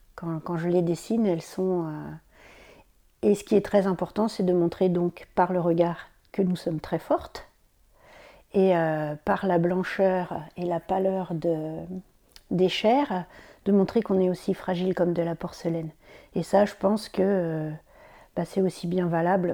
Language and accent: French; Champagne, Grand Est, France; moved away as an adult; now in Brittany, France; Ça fait presque 20 ans que j'habite en Bretagne. Normalement, je suis champenoise